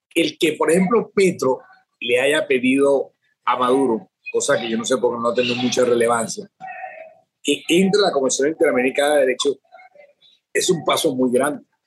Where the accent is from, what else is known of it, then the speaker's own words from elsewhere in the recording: Colombia; moved away as an adult; now in Venezuela; mi país